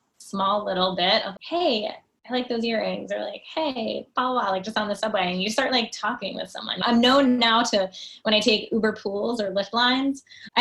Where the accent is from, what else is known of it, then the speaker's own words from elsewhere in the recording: New Jersey, United States; I grew up in New Jersey